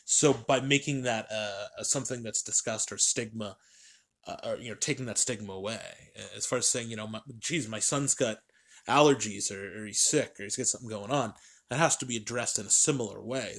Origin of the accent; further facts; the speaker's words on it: New Hampshire, United States; I'm a kid from New Hampshire.